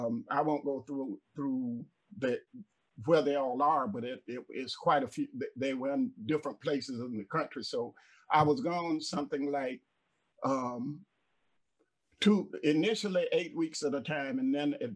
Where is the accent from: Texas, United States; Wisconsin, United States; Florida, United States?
Florida, United States; Jacksonville; moved away as an adult; also born or lived in Kingston, New York / Boca Raton, Florida; now in Allendale, South Carolina, United States; I'm originally born and raised in Jacksonville, Florida.